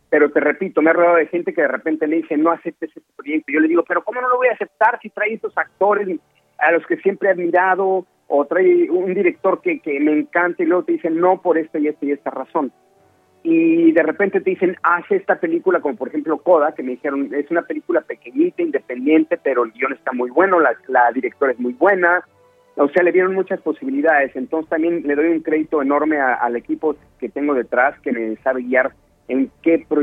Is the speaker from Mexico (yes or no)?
yes; Mexico; moved away; Yo, me salí de México hace siete años y medio, eh, con todas las dudas del mundo, con toda la incertidumbre de que, estaba yo dejando algo muy importante en mi país para ir a picar piedra a, otro país.